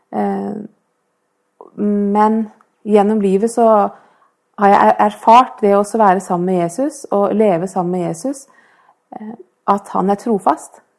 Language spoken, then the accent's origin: Norwegian; Oslo, Norway; now in Fredrikstad, Norway